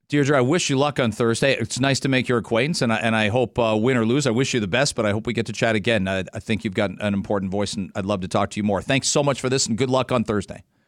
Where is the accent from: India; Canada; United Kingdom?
Canada; London, Ontario; now in Toronto, Canada; my hometown's in London